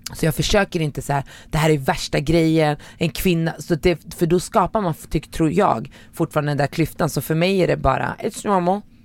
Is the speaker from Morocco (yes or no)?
yes; Morocco; now in Sweden; jag är från Marocko